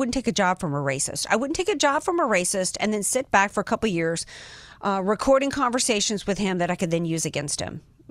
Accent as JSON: {"language": "English", "town": "New Orleans", "region": "Louisiana", "country": "United States", "moved": "yes", "lives_now": "San Diego, United States", "said": "I'm a Southern girl, I'm from New Orleans"}